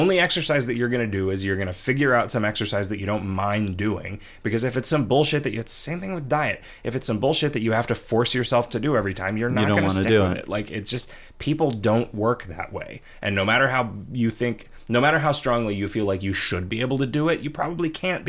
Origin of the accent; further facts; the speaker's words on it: United Kingdom; Being a Brit with a francophilic father, I've seen pretty much everything Paris has to offer